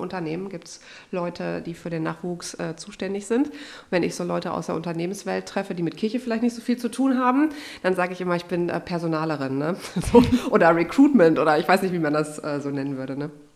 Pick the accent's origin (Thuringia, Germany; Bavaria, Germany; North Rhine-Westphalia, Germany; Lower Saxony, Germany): North Rhine-Westphalia, Germany; Unna; moved away; in meiner Heimat in Unna